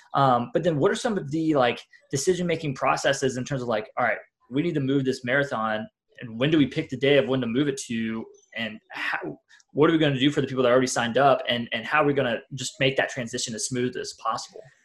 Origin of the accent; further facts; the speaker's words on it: Marion, Ohio, United States; now in Atlanta, United States; I'm from the Columbus area, this tiny little town called Marion, Ohio.